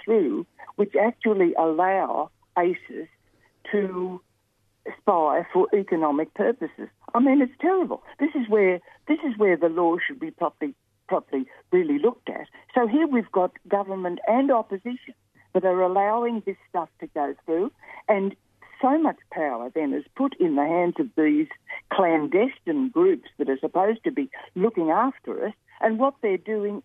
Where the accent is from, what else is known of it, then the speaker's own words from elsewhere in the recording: Australia; I love being an Australian. We love our country. I love my country.